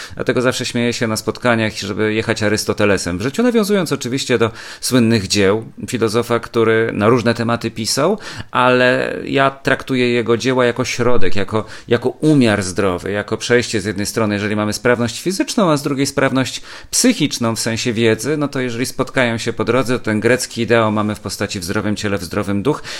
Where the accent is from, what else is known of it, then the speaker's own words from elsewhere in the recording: Kielce, Świętokrzyskie Voivodeship, Poland; moved away as an adult; now in Warsaw, Poland; Muzeum Historii Kielc, czyli mojego rodzinnego miasta, w którym mieszkałem do matury